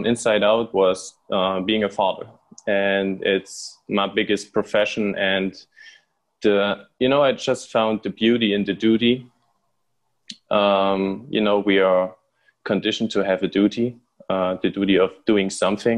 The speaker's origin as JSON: {"language": "English", "town": "Rudolstadt", "region": "Thuringia", "country": "Germany", "said": "I'm from Germany, Rudolstadt, just a small city in the very center of Germany."}